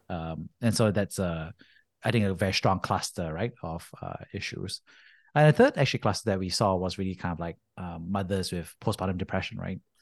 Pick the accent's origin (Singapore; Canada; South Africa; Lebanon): Singapore; moved away as an adult; also born or lived in United States; I grew up in Singapore, Army